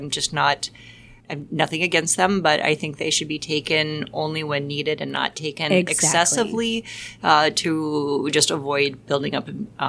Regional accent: Washington, United States; now in Green Bay, United States; I live in Green Bay, Wisconsin, and I am from Washington State.

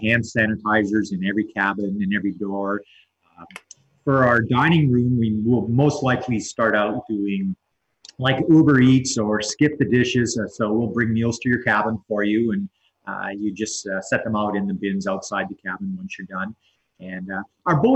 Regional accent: Southern Ontario, Canada; when I was a kid growing up in Southern Ontario

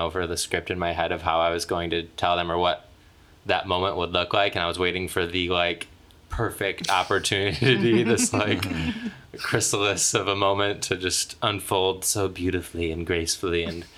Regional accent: Michigan, United States; moved away as an adult; now in Los Angeles, United States; I walk down the streets of my hometown and people like shout gay things at me still

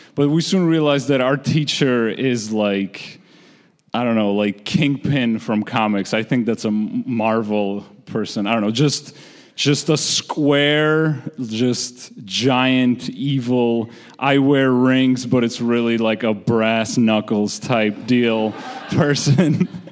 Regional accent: Georgia; moved away; I'm originally from the Republic of Georgia, which is a former Soviet state

